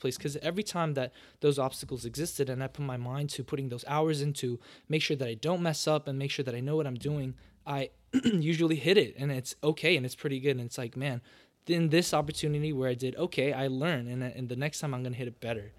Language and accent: English; Los Angeles, California, United States; born and raised in LA, probably down the street from the hospital where you were born